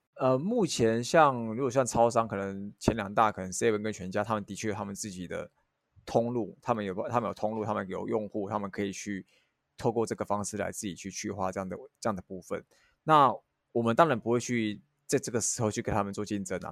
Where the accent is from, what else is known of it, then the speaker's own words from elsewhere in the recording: Hualien County, Taiwan; 因为我是花莲人